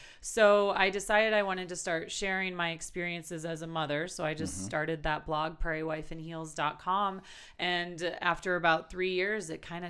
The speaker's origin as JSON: {"language": "English", "town": "Milwaukee", "region": "Wisconsin", "country": "United States", "moved": "as an adult", "lives_now": "Wyoming, United States", "said": "And I started blogging because I'm originally from Milwaukee, Wisconsin. There's that accent there. And I moved out to Wyoming to attend the University of Wyoming, which was totally a fluke."}